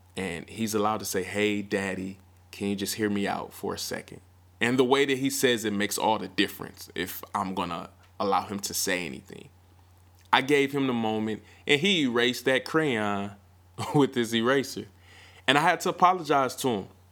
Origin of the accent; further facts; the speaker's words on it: Milwaukee, Wisconsin, United States; My hometown, Mill City